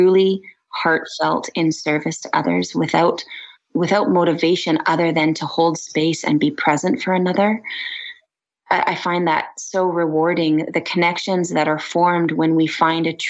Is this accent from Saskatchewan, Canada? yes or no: no; Vancouver Island, British Columbia, Canada; now in Kelowna, Canada; Western Red Cedar, which I grew up with on Vancouver Island